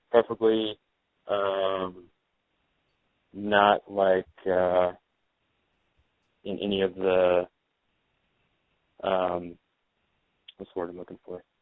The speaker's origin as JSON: {"language": "English", "region": "Louisiana", "country": "United States", "said": "Uh, Louisiana originally."}